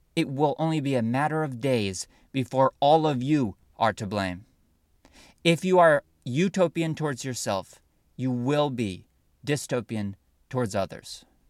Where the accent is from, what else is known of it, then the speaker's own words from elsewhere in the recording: United States; I am an American